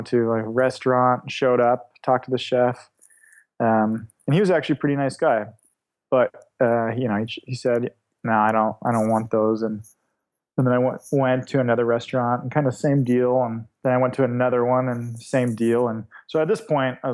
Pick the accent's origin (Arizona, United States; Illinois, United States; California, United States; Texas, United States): California, United States; Davis; moved away as an adult; also born or lived in Sweden / Edinburgh, Scotland / Portland; Davis, California. So just right between Lake Tahoe and San Francisco in the valley right there